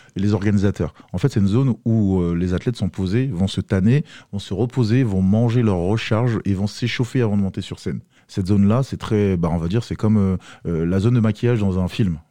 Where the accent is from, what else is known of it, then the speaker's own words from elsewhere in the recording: Côte d’Ivoire; moved away; je viens de la Côte d'Ivoire